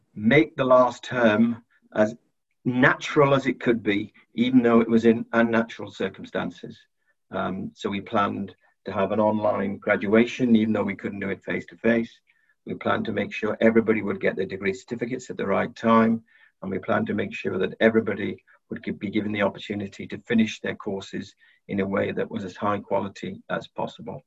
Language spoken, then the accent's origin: English; South Wales, United Kingdom; poor family in South Wales. We lived in a prefab.